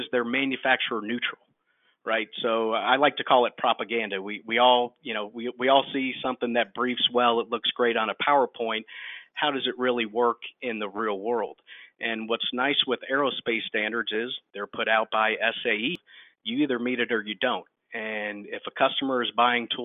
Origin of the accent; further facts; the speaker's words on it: Georgia, United States; I'm from Georgia